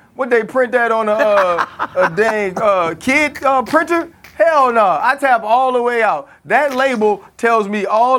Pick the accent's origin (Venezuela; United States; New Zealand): United States; New Orleans, Louisiana; I'm from New Orleans